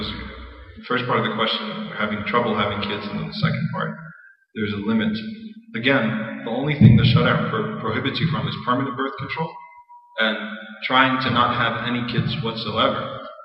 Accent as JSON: {"language": "English", "country": "United States", "tie": "born or raised there", "said": "I'm an American too. I grew up in this country."}